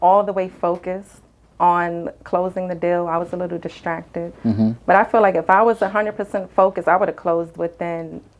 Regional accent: New York City, New York, United States; also born or lived in Florida; now in North Carolina, United States; I'm from New York, from the Bronx. I lived in Florida for a good segment of my life, maybe 10 years.

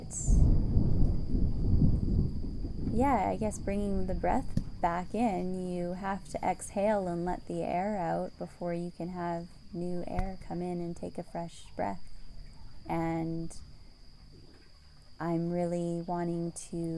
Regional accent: North Vancouver, British Columbia, Canada; moved away as an adult; also born or lived in London / Hong Kong / Paris; I grew up in Vancouver, Canada.

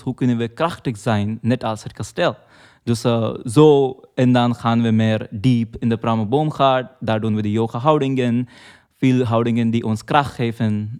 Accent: Mumbai, Maharashtra, India; moved away; ik kom uit Mumbai, dat is een heel grote stad. Maar we wonen eh, vlakbij een bos

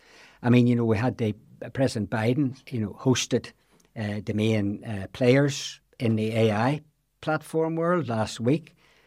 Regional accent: Belfast, Northern Ireland, United Kingdom; Maybe it's the old boy from Belfast scenario comes

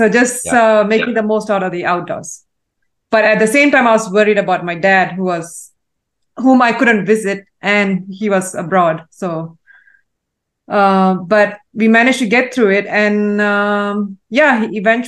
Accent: Malaysia; So I was raised in Malaysia, born and raised in Malaysia

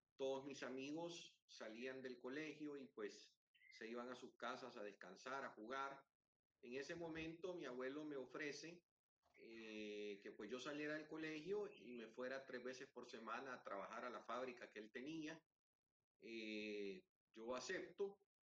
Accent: El Salvador; en mi país

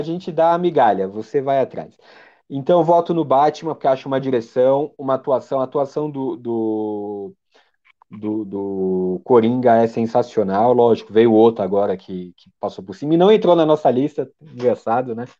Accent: Brazil; como nós somos brasileiros

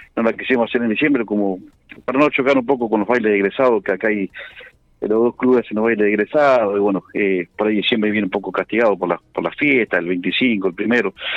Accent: La Pampa, Argentina; como pampeanos y como argentinos

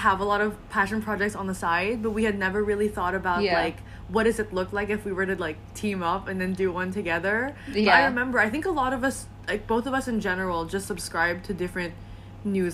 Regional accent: Singapore; also born or lived in Philippines; now in Philadelphia, United States; I'm originally from the Philippines, but then I grew up in Singapore

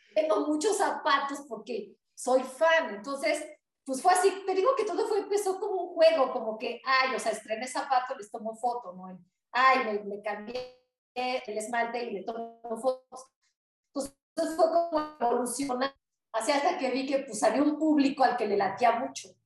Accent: Puebla, Mexico; soy de México

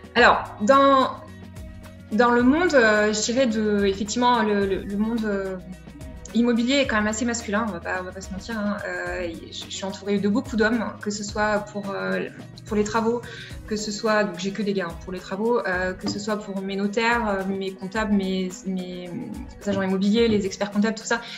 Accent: Vichy, Auvergne-Rhône-Alpes, France; je suis née le 20 juillet 1983, j'ai 37 ans à Vichy et je suis une Auvergnate aujourd'hui

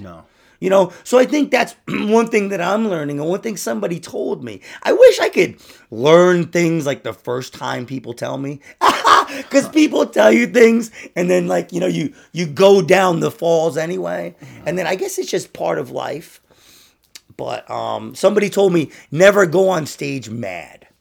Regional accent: United States; I'm American

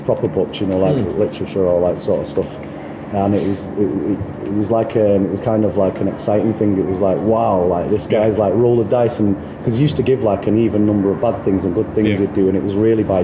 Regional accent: Manchester, North West England, United Kingdom; I'm from Fallowfield originally. Moved about a little bit, but originally from Fallowfield, I'm back there now

